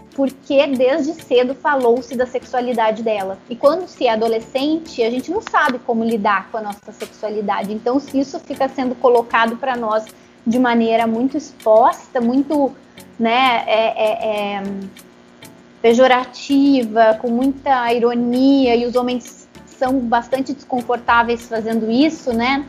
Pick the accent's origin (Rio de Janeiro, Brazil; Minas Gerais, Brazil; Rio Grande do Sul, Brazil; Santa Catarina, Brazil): Rio Grande do Sul, Brazil; Eu nasci no Rio Grande do Sul, eu fui muito privada do convívio com é, pessoas descendentes africanos, porque tem menos lá no Rio Grande do Sul